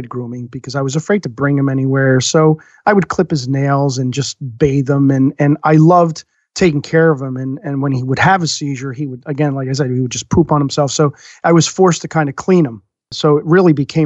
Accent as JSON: {"language": "English", "region": "New Jersey", "country": "United States", "tie": "born or raised there", "said": "I grew up in North Jersey, not the worst place in the world to be raised"}